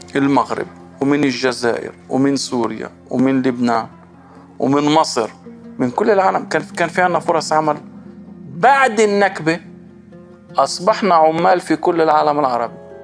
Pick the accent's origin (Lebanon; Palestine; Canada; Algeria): Palestine; كان في منتجات عندنا في القدس في نابلس